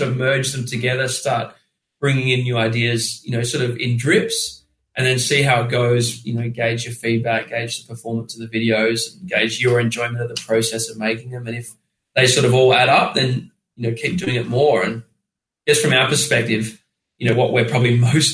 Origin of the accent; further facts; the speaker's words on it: Australia; we're Australian